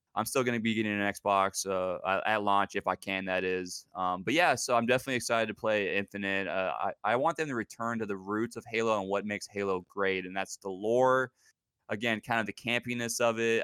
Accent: Pacific Northwest, United States; also born or lived in Seattle, Washington; I was born and raised in the Pacific Northwest. Uh, I'm still living here currently in Seattle, Washington

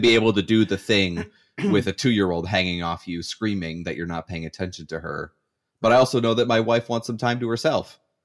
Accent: Canada; as a Canadian

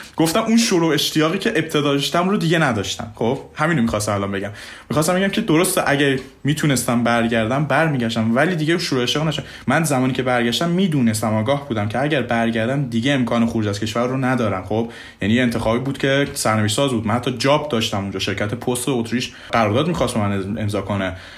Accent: Mashhad, Razavi Khorasan, Iran; moved away as an adult; also born or lived in Hungary / Italy / Austria; ما ایرانی ها

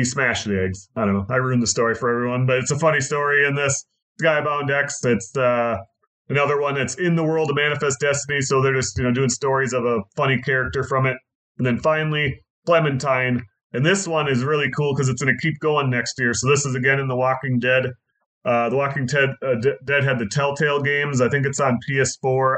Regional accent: Minnesota, United States; We're from Minnesota

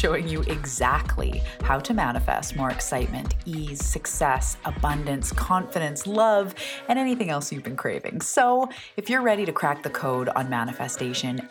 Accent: Canada; also born or lived in Vancouver Island, British Columbia; I am also a Canadian. I live off the west coast of Canada on Vancouver Island.

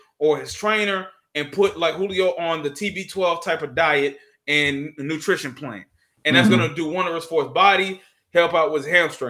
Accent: Georgia, United States; Growing up in Georgia, my family were Falcons fans

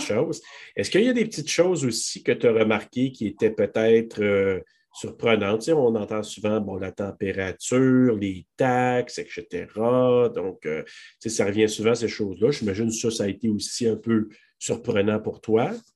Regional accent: Quebec, Canada; chez nous, au Québec

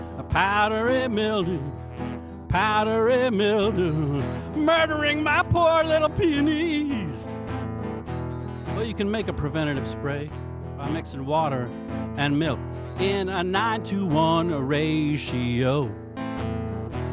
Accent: Lawton, Oklahoma, United States; now in Philadelphia, United States; I was born in Lawton, Oklahoma

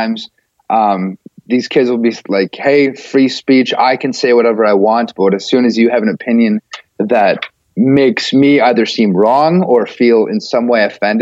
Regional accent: Fargo, North Dakota, United States; I grew up in Fargo

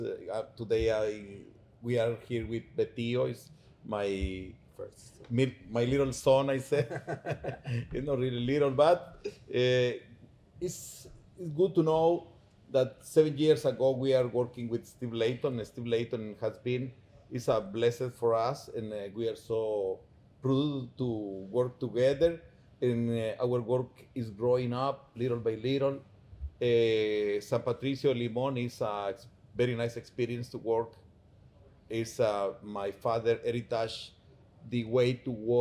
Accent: Palencia, Guatemala Department, Guatemala; we are from Palencia, we are so proud to be in Palencia

